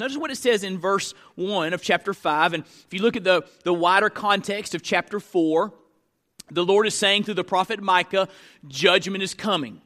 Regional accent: Tallahassee, Florida, United States; I was born in Tallahassee, Florida

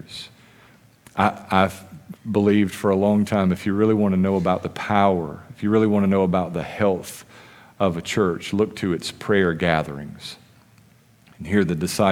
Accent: United States; as American Christians

